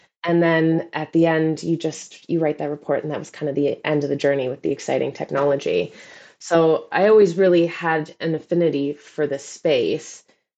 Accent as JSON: {"language": "English", "country": "Canada", "lives_now": "London, United Kingdom", "said": "But I'm Canadian, so I actually thrive in the cold."}